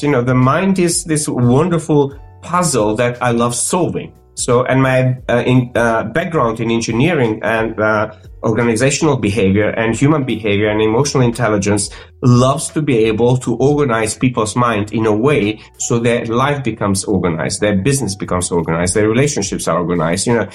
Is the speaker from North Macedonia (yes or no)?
yes; North Macedonia; English is a second language; moved away as an adult; also born or lived in Croatia / London; I grew up in North Macedonia, speaking multiple languages